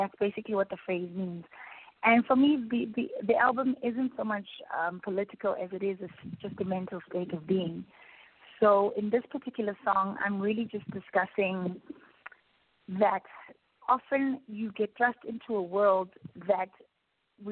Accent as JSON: {"language": "English", "country": "South Africa", "said": "particularly in South Africa, we were given freedom"}